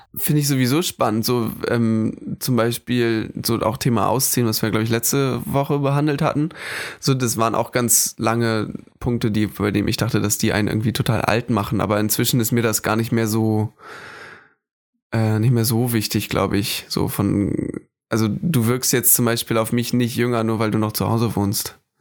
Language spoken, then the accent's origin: German; Hamburg, Germany; moved away as an adult; also born or lived in Föhr, Schleswig-Holstein / Oldenburg, Lower Saxony; ich bin in Hamburg geboren tatsächlich und habe auch eine, eine, enge Verbundenheit zu dieser Stadt. Hab da gelebt, bis ich zwölf war ungefähr